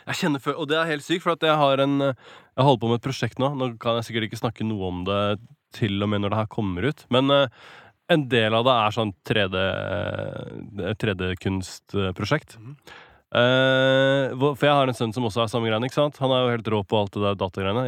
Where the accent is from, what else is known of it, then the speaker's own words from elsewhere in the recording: Norway; accent: Norwenglish; I'm from Norway